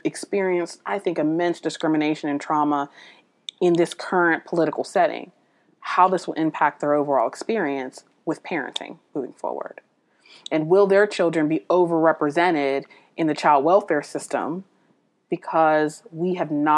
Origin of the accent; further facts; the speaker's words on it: United States; I'm an American citizen